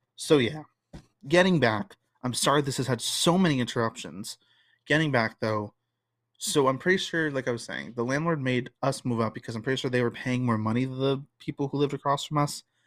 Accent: New Jersey, United States; growing up in Jersey

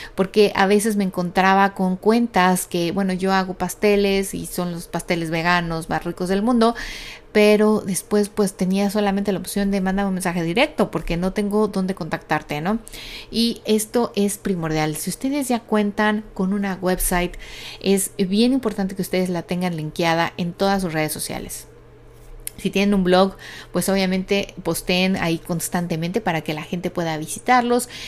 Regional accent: Mexico; now in United States; México, que es obviamente de donde yo soy

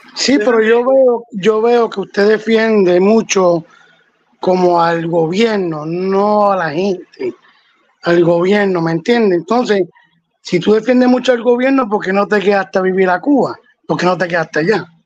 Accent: Puerto Rico; now in Orlando, United States; soy boricua, no soy cubano

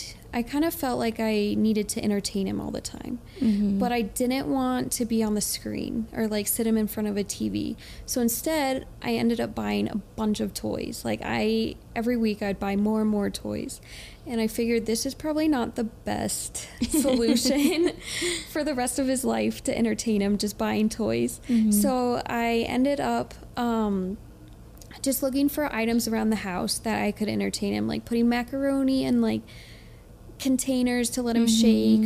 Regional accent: Ohio, United States; now in Utah, United States

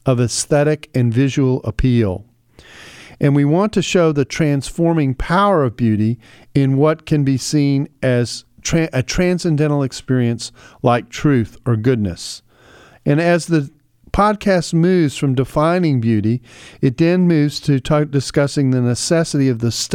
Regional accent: Houston, Texas, United States; I'm from Houston

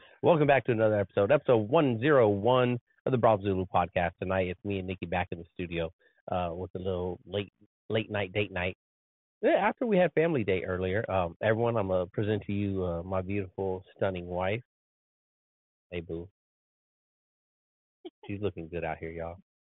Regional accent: United States; And yes, I'm still American and I love being free and having a constitution when it's followed.

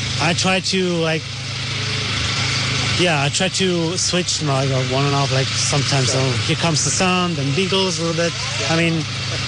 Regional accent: Germany; from Germany.

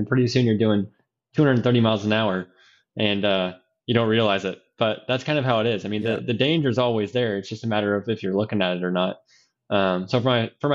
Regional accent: Idaho, United States; now in Indianapolis, United States; growing up in Idaho

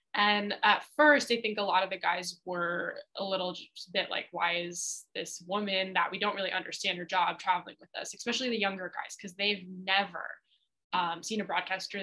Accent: Vermont, United States; moved away as an adult; University of Vermont women's basketball job opened up.

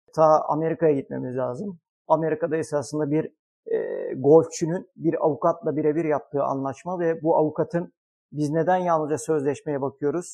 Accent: Istanbul, Turkey; 1981 İstanbul doğumluyum.

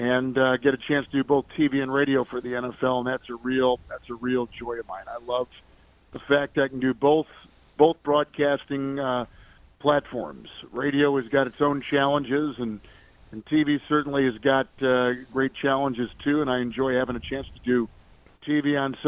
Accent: Green Bay, Wisconsin, United States; now in Kansas City, United States; I grew up in Green Bay, which is about as cold as the moon is in the wintertime.

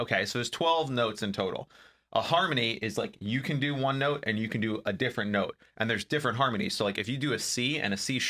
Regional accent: United States; We're all from the New Jersey, New York area.

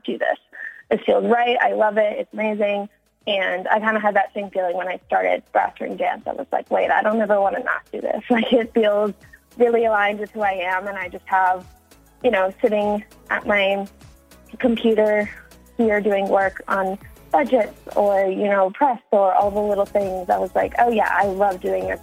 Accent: Midland, Ontario, Canada; moved away as an adult; now in Los Angeles, United States; I am from Midland, more specifically a tiny little village called LaFontaine

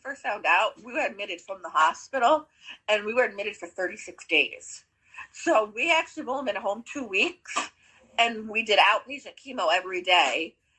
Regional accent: Foster, Rhode Island, United States; moved away as an adult; now in Warwick, United States; I grew up in Foster, Gloucester.

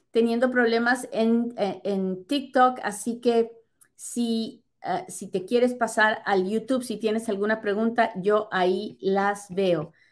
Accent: El Salvador; now in Mexico; Estoy en México, vine a Estados Unidos, soy salvadoreña, con esposo residente desde hace dos años.

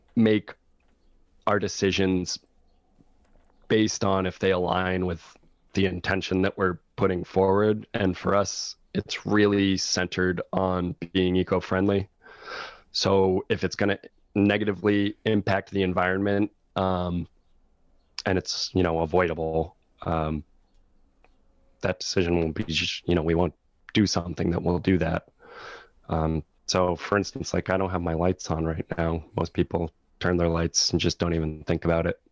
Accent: Laconia, New Hampshire, United States; moved away as an adult; also born or lived in Boston / Los Angeles; I was born here. I was born in Laconia

